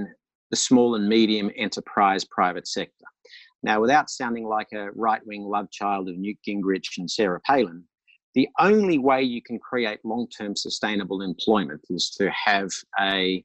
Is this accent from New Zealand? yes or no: no; Australia